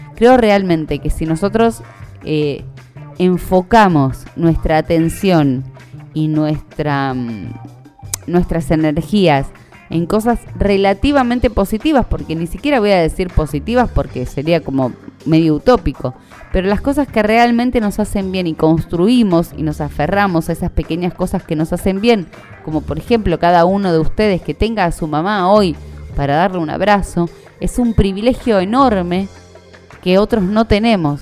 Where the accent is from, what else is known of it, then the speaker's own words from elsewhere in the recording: Argentina; como buena argentina sobreviviente de cualquier crisis económica